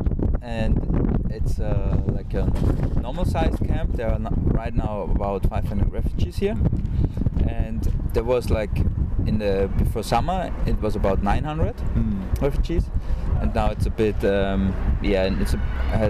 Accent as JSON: {"language": "English", "country": "Austria", "said": "I'm from Austria"}